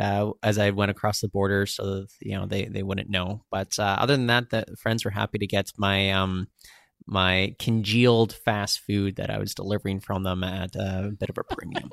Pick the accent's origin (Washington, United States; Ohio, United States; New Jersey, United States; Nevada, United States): Washington, United States; Seattle; now in Canada; so I grew up in Seattle in the 1990s, and then when we moved back up to Canada in 2000, we went into a Wendy's.